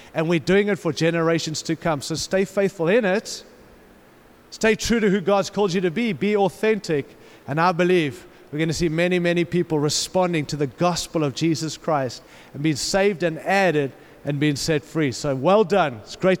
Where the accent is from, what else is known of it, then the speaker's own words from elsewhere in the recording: Denver, Colorado, United States; I come from Denver. We have a good one.